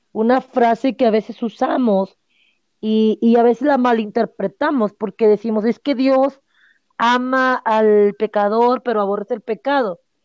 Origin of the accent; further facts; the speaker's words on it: Monterrey, Nuevo León, Mexico; moved away; yo soy de allá de Monterrey